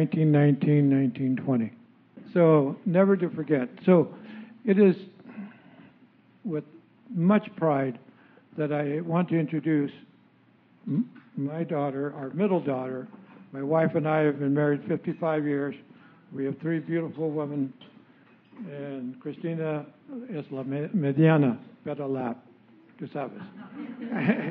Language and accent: English; San Jose, California, United States; also born or lived in Monterey, California / Salinas, California; now in Monterey Salinas, United States; I was born and raised in San Jose, California, in a community like this one, our community